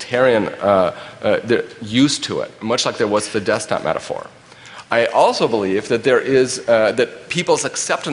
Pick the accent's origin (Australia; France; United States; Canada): United States; West Coast; I'm from the West Coast